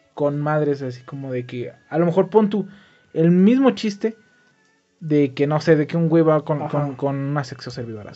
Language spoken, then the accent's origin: Spanish; Dolores Hidalgo, Guanajuato, Mexico; yo iba a salir de mi pueblo, güey. Cosa que sí pasó, solo fue por cuatro meses, regresé a mi pueblo. Pero como te digo, ¿cómo dejar el hermoso Dolores